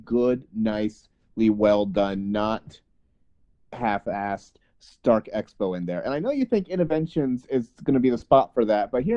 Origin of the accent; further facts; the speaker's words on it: the South, United States; I grew up in the South